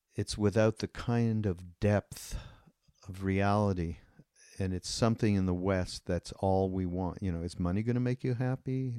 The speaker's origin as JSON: {"language": "English", "country": "Canada", "said": "I'm Canadian"}